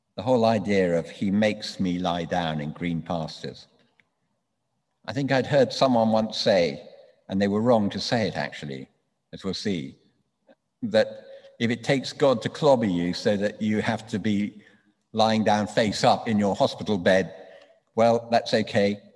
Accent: London, United Kingdom; I grew up in London.

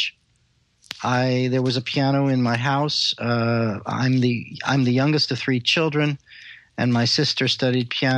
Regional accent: Los Angeles, California, United States; also born or lived in Israel / Paris; I was raised in Los Angeles

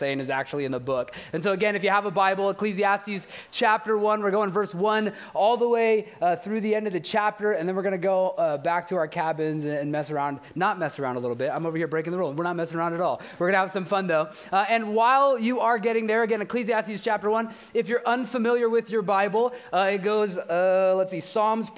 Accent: Bakersfield, California, United States; I'm from Bakersfield

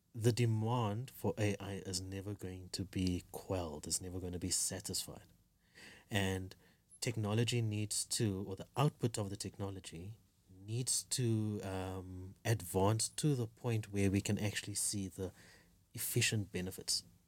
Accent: South Africa; now in Kenya; I'm a South African living in Kenya

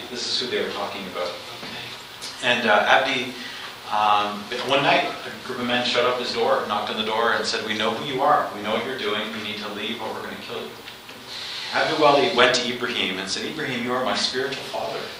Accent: Canada; now in Kenya; And as Canadian Baptists, we've worked here for a long time.

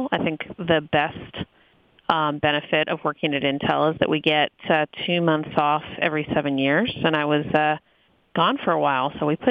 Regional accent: Portland, Oregon, United States; spent a good portion of my sabbatical in my hometown of Portland, Oregon. I love Portland

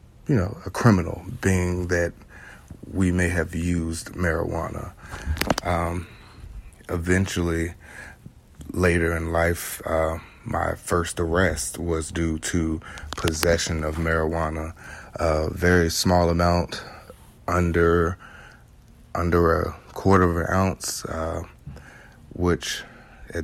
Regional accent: Chesterfield, Virginia, United States; born and raised in Chesterfield, Virginia, what is now North Chesterfield, Virginia.

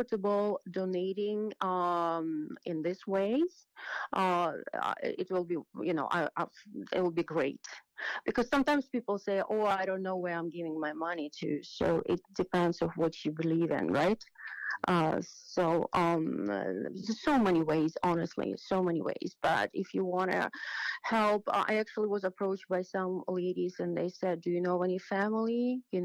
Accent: Ukraine; moved away as an adult; now in New York, United States; growing up in Ukraine

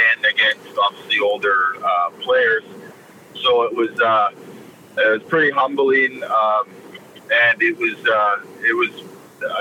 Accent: Victoria, British Columbia, Canada; I was from Victoria, so friends and family were there

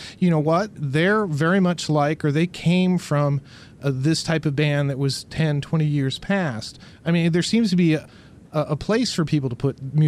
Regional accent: Midwest, United States; I'm an older gentleman like you, and I remember, you know, I grew up in the Midwest

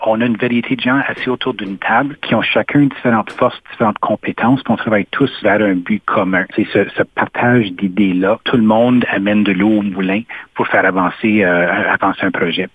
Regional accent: Sudbury, Ontario, Canada; also born or lived in Ottawa; je suis natif de Sudbury puis j'y habite encore

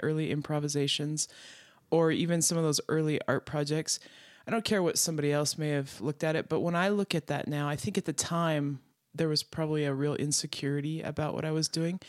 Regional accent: Wyoming, United States; I grew up in Wyoming, out in the middle of the country, so in ranch country

